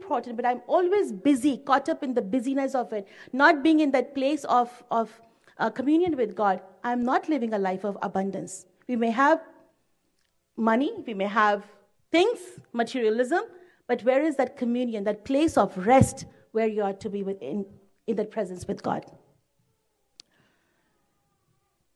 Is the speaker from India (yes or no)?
yes; India; moved away; I'm from India. And the time when I was in India, my family and the society at that time, the cultural background was such that parents expected their children to do well.